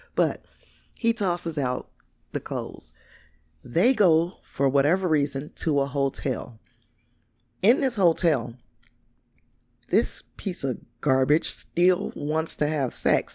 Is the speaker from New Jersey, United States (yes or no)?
no; Gary, Indiana, United States; I grew up in the Glen Park area.